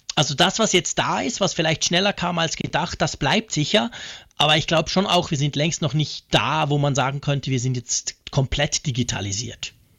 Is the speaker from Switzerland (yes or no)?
yes; Switzerland; als Schweizer